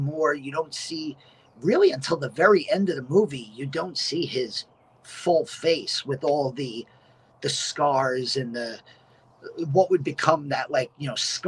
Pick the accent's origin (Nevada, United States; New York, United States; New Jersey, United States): New York, United States; growing up in New York is, you know, there's, when you live in the suburbs